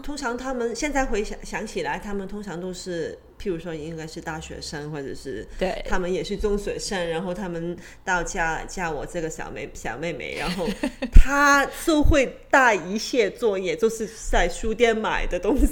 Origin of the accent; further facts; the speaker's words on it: Hong Kong; 我就是在，嗯，香港长大